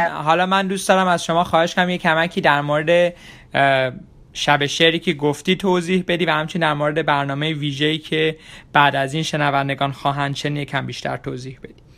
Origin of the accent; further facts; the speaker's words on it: Iran; now in Washington DC area, United States; خیلی از ما ایرانی ها که خارج از ایران هستیم